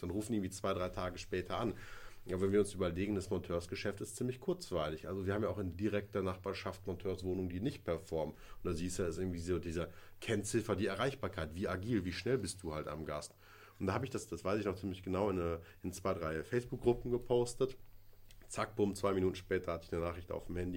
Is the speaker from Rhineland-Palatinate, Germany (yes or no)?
no; Kleve, North Rhine-Westphalia, Germany; born or raised there